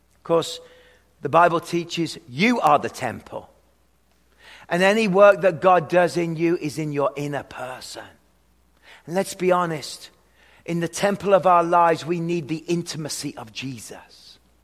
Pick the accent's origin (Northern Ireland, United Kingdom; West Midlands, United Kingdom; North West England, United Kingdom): West Midlands, United Kingdom; hometown …; moved away; I come from the hometown of the lead singer of the band …, …